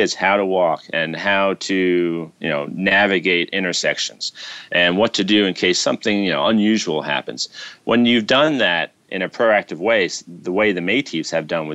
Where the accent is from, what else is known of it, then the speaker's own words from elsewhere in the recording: New York City, New York, United States; when I was growing up in New York City